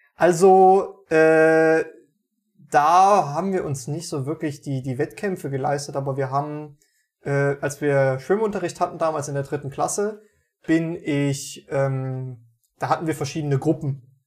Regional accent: Meiningen, Thuringia, Germany; bei uns in Meiningen

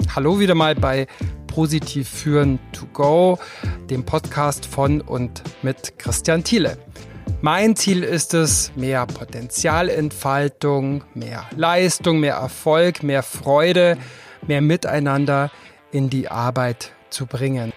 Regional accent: Füssen, Bavaria, Germany; Ich komme aus Füssen, ich komme aus einer Arztfamilie. Und wenn man in so einer Kleinstadt aufwächst

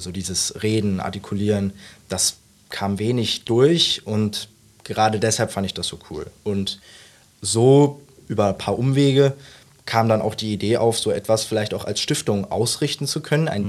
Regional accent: Mönchengladbach, North Rhine-Westphalia, Germany; moved away as an adult; now in Saarbrücken, Germany; Ich bin kein Saarländer. Ich äh, komme ursprünglich aus Mönchengladbach, also wohne da jetzt viele Jahre meines Lebens

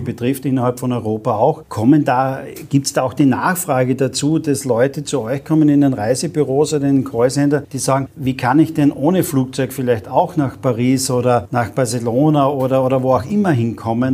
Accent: Carinthia, Austria; ich bin gebürtiger Kärntner

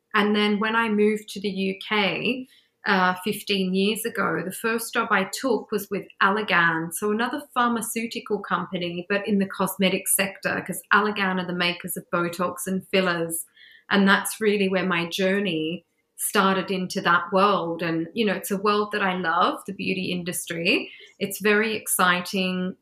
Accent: Australia; moved away as an adult; also born or lived in England; now in London, United Kingdom; the first place I went back to was my home country to Australia

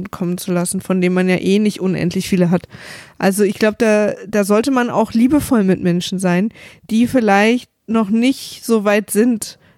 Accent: Berlin, Germany; ich komme ja aus, aus dem Osten, aus Ostberlin. Und ich bin in der DDR aufgewachsen.

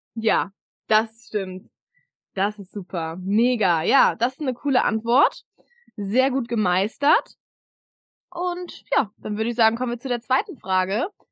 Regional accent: Hamburg, Germany; Ich habe einen Mann, wir kommen aus Hamburg

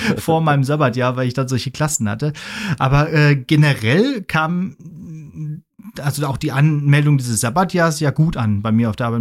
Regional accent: Ruhr area, North Rhine-Westphalia, Germany; moved away; in 60 Kilometer entfernte Ruhrgebiet, in den Pott, aus dem ich auch komme

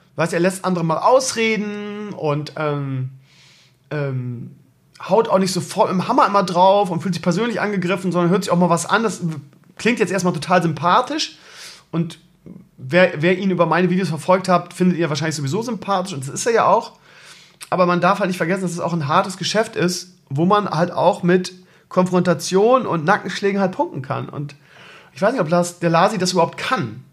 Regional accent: Bremen, Germany; so als Bremer ist man Werder-Fan und wählt SPD

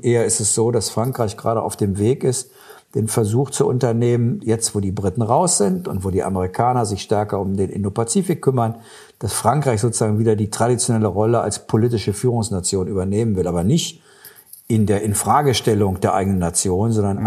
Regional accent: Germany; wir als Deutsche

